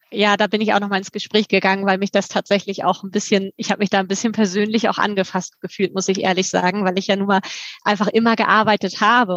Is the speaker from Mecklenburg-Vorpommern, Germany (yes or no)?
no; Lübeck, Schleswig-Holstein, Germany; also born or lived in Hamburg; zumal ich selber auch gebürtig aus Lübeck komme und hier Familie habe